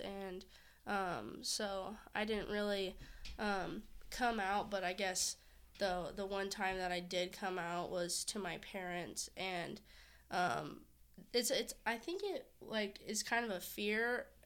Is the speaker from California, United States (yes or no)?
yes; Orange County, California, United States; I'm from Orange County